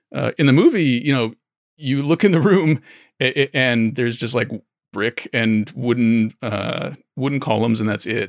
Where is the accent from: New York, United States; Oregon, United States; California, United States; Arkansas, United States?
Oregon, United States; moved away; also born or lived in San Francisco; I grew up in Oregon, and I moved to San Francisco